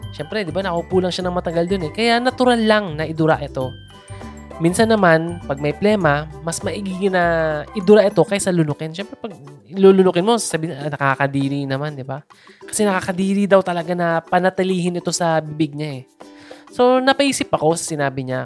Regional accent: Philippines; bilang Filipino

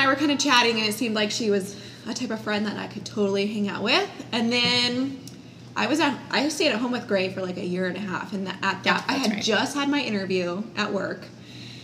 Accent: Florida, United States; I am born and raised in Florida. I'm from the dirty South

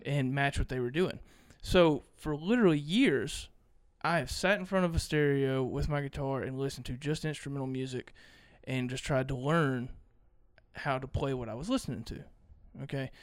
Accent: Mississippi, United States; I'm from Mississippi

